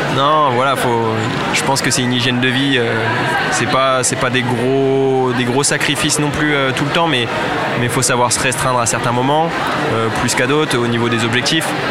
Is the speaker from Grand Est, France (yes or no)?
yes; Reims, Grand Est, France; je suis de Reims à la base